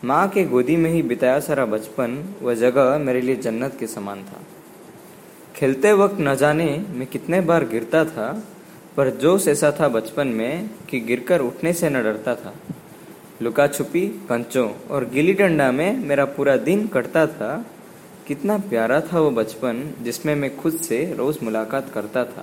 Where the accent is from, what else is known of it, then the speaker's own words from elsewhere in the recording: Odisha, India; नमस्कार दोस्तों … और मैं उड़ीसा से हूँ